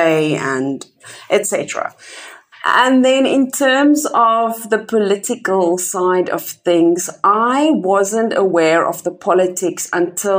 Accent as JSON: {"language": "English", "town": "Kempton Park", "region": "Gauteng", "country": "South Africa", "tie": "born or raised there", "moved": "yes", "said": "I was born in Kempton Park, which is just next to Johannesburg"}